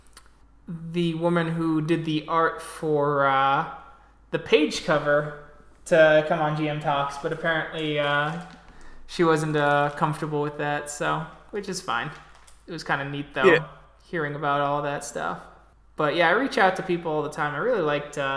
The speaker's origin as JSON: {"language": "English", "country": "United States", "said": "I'm American."}